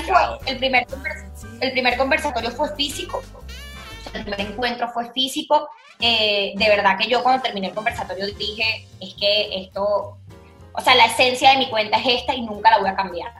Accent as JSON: {"language": "Spanish", "country": "Venezuela", "moved": "yes", "lives_now": "Spain", "said": "soy la única venezolana"}